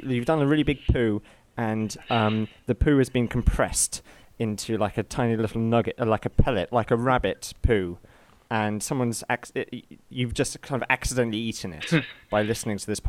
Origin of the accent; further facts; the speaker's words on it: England, United Kingdom; I'm from England, which is a country where the Queen lives